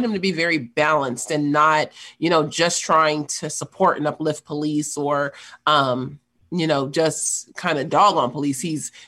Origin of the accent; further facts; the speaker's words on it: Los Angeles, California, United States; I grew up in South Central Los Angeles